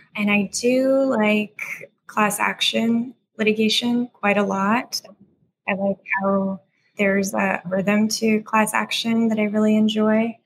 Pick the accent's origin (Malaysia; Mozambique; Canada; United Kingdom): Canada; Mississauga, Ontario; moved away as an adult; also born or lived in Croatia / United States / Burnaby, British Columbia / Newfoundland; I grew up in Ontario in a suburb just outside of Toronto called Mississauga.